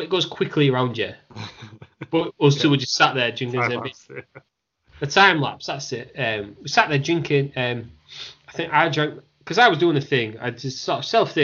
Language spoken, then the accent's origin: English; Hull, Yorkshire and the Humber, United Kingdom; We're all from Hull. In Hull, England, it's where we live. It's where we're all from.